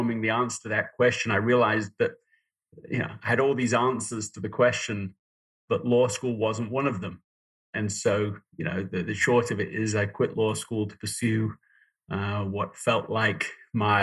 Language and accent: English; Yorkshire and the Humber, United Kingdom; moved away as an adult; also born or lived in London, England / Toronto, Canada; now in United States; I was born in London, England. I grew up in Yorkshire, in James Herriot country